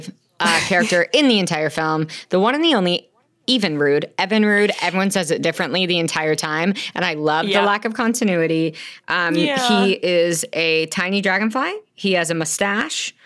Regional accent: the Ozarks, Arkansas, United States; I'm from Arkansas

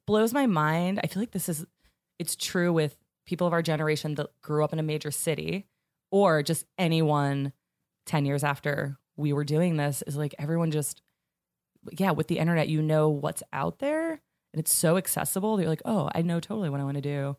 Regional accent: Pittsburgh, Pennsylvania, United States; moved away as an adult; now in New York, United States; I grew up in Winter Pittsburgh

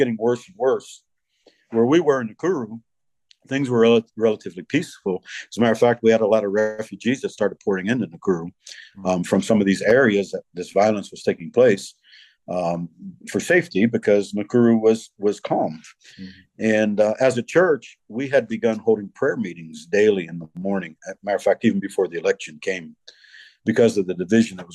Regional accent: United States; moved away as an adult; I being an American

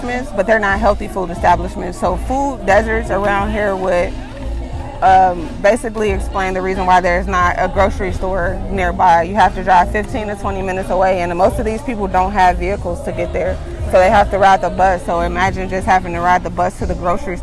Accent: Chicago, Illinois, United States; my hometown is, you know, being knowledgeable and becoming better, because, you know, we see Chicago in a bad light

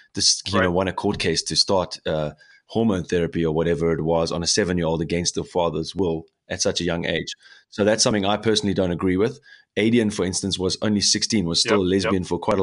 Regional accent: South Africa; now in Germany; here in Germany, especially because I'm from South Africa.

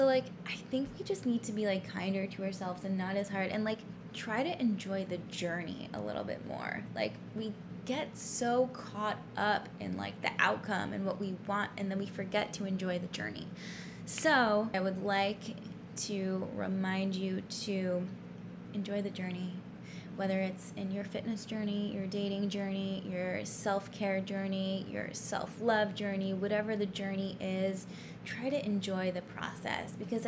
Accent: New York City, New York, United States; now in Los Angeles, United States; I'm from New York City. Lived there for 5 years.

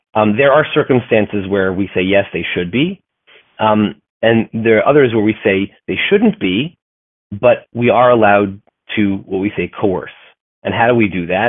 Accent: United States; I'm a fourth generation American

